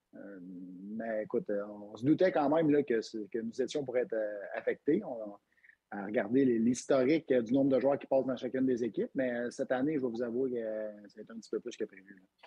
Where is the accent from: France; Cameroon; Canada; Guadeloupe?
Canada; Quebec; on est au Québec, on est fiers d'être Québécois